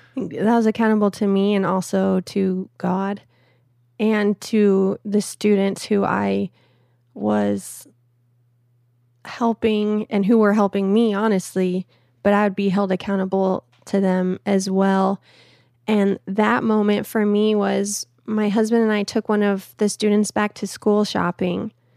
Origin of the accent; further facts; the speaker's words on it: Phoenix, Arizona, United States; in a little suburb of Phoenix called Awatukee